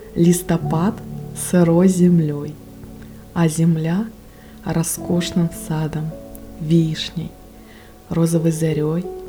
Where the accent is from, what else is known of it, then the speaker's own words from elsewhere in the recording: Russian Far East, Russia; я с Дальнего Востока